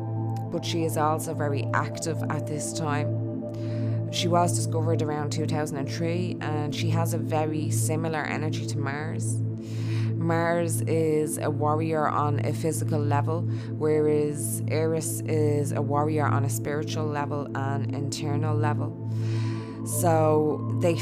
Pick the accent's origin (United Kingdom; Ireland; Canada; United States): Ireland; Dublin, Leinster; accent: Dublin; my Dublin accent